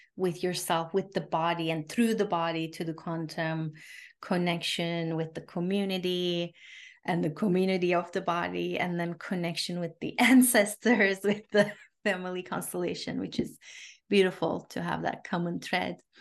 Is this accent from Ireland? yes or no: no; Turkey; I grew up in Turkey